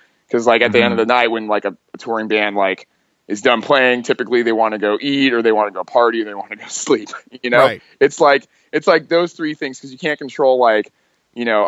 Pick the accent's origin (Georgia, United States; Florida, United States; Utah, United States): Utah, United States; Salt Lake City; when I was like a young kid, I was growing up in Salt Lake City